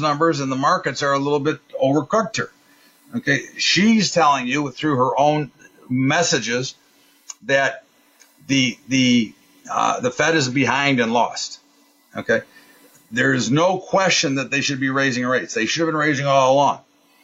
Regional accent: United States; I'm an American

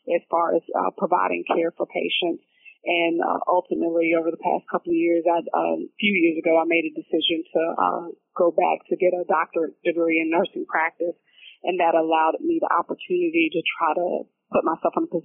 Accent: Athens, Georgia, United States; I'm originally from Athens, Georgia

